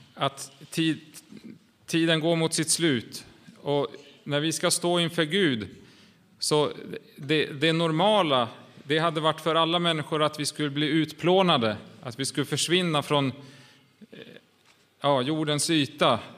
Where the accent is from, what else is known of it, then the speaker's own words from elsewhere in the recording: Åland Islands; vi kommer ju från Åland